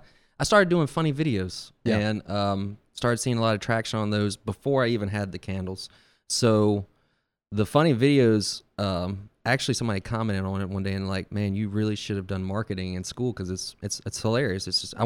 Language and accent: English; Bay St. Louis, Mississippi, United States; Yeah, I'm from Bay St. Louis.